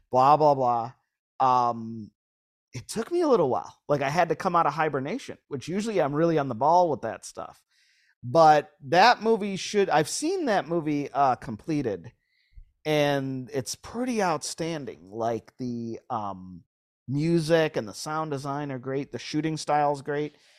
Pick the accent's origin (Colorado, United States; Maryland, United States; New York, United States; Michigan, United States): New York, United States; Lewiston; now in Southern California, United States; I'm from Lewiston